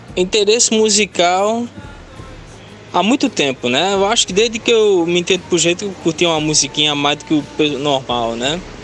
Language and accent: Portuguese; Paulista, Pernambuco, Brazil; also born or lived in Recife; Eu nasci em Recife, mas eu morava, a minha moradia era o Janga. Meus primeiros anos de vida